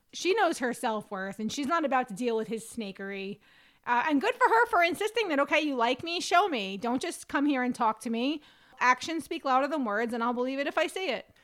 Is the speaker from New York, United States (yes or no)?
yes; New York, United States; I'm a New Yorker and I'm a quarter Italian